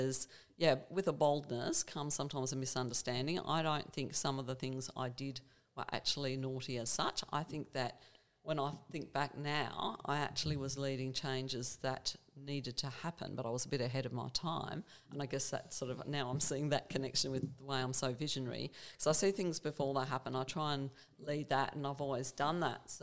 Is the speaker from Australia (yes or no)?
yes; Hobart, Tasmania, Australia; I grew up in Hobart, we actually moved to the Eastern Shore